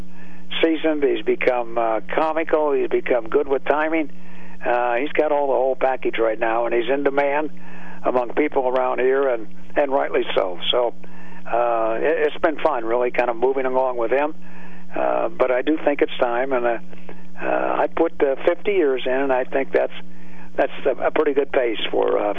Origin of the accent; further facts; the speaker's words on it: California, United States; now in Pittsburgh, United States; I grew up in California